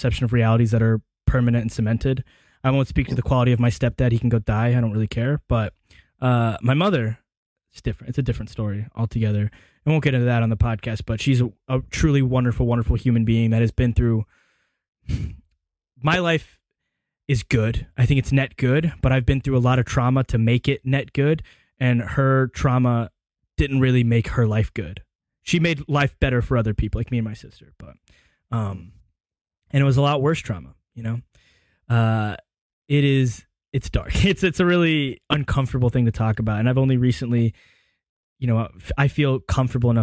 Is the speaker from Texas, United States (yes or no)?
no; Hoover, Alabama, United States; growing up in Hoover City Schools